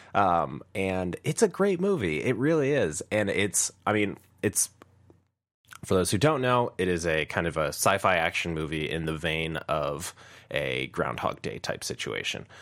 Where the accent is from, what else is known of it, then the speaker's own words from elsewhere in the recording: Chicago, Illinois, United States; I'm from Chicago